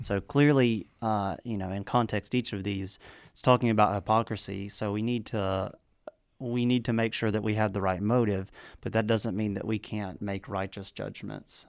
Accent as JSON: {"language": "English", "region": "the South", "country": "United States", "said": "I'm from the South."}